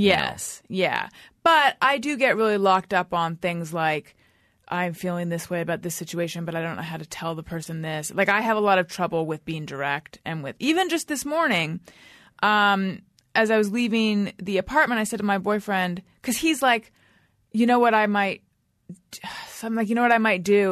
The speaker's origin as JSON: {"language": "English", "area": "Orange County", "region": "California", "country": "United States", "tie": "born or raised there", "said": "I grew up in Orange County."}